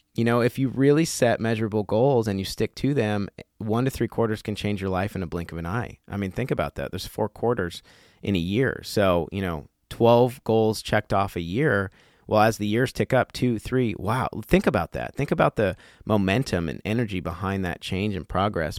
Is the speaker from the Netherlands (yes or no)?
no; Colorado, United States; I grew up in Colorado